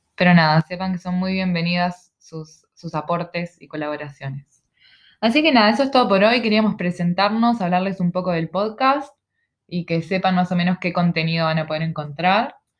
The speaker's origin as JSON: {"language": "Spanish", "region": "Montevideo", "country": "Uruguay", "tie": "born or raised there", "also_born_or_lived": "Ciudad de la Costa, Uruguay", "moved": "as an adult", "lives_now": "Australia", "said": "soy uruguaya, somos uruguayas en este momento estamos en Australia"}